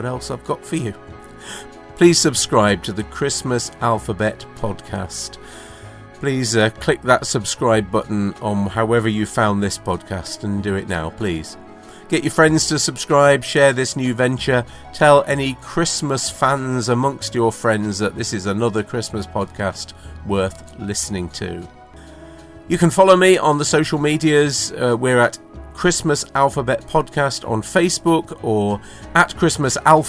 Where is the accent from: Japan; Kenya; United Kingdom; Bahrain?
United Kingdom; I'm British